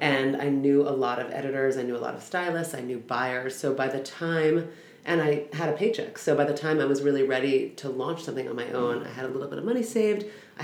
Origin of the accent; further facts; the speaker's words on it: Los Angeles, California, United States; I grew up in Los Angeles.